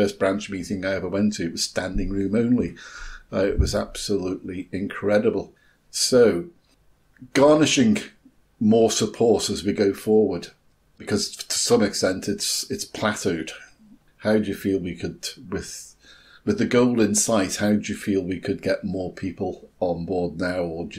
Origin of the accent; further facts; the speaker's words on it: England, United Kingdom; now in Scotland, United Kingdom; had no thoughts at all as a English incomer